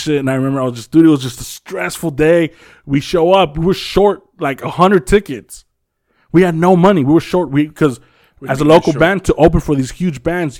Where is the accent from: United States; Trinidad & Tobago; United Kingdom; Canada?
United States; Compton, California; Like, we're from Compton or whatever.